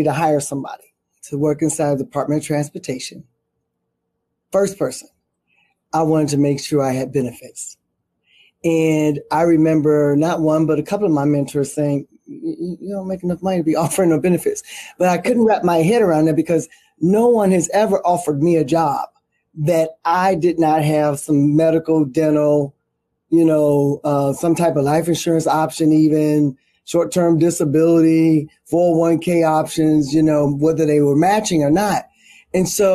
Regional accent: Chicago, Illinois, United States; I'm from Chicago

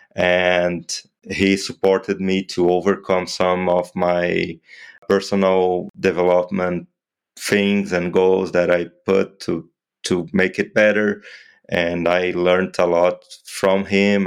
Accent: Brazil; I'm an orthopedic trauma surgeon from Brazil. I practice in Londrina

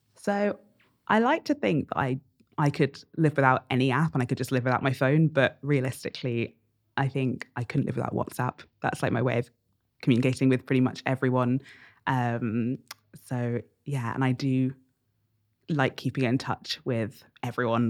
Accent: Bedford, East of England, United Kingdom; So I grew up in Bedford, which is a town about an hour north of London

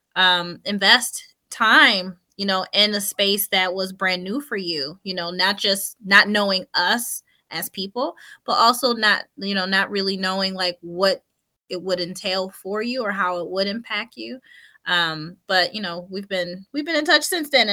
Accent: Buffalo, New York, United States; moved away as an adult; now in New Jersey, United States; I'm a transplant from Buffalo, New York. Or he and I both are. I was a young girl. I was 20 years old

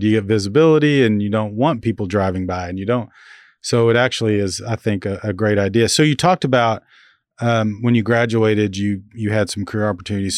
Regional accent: Grandfield, Oklahoma, United States; now in Manhattan, Kansas, United States; my graduating class, Granfield, Oklahoma

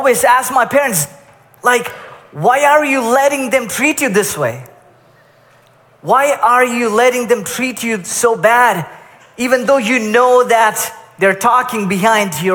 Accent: Kuwait; I grew up in Kuwait for most of my life

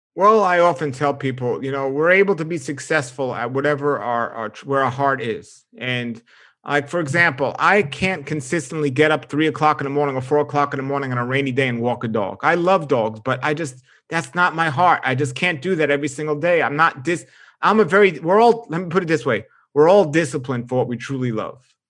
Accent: New York, United States; moved away; growing up in New York

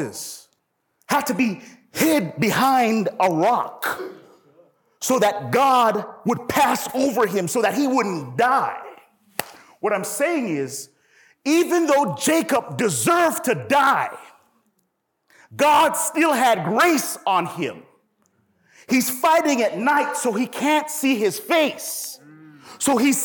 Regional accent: Toronto, Ontario, Canada; I'm from Toronto, and I remember growing up in the hood

